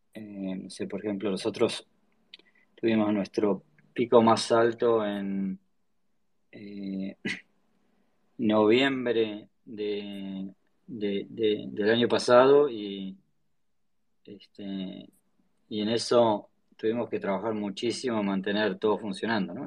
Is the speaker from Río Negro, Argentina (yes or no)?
yes; Choele Choel, Río Negro, Argentina; yo soy del sur, soy, de la Patagonia, me crié en un pueblito que se llama Choel, el Río Negro